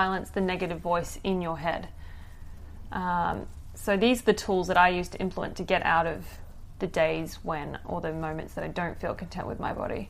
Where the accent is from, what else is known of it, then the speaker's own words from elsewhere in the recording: Papua New Guinea; moved away; I grew up in Papua New Guinea